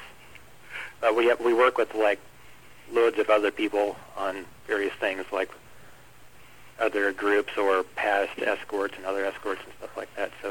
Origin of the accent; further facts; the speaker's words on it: Fairbanks, Alaska, United States; now in Wichita, United States; I'm from Fairbanks, Alaska